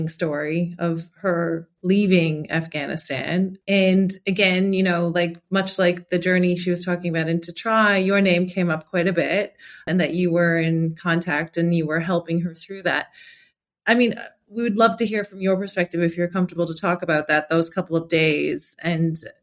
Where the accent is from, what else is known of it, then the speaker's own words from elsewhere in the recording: Canada; I'm Canadian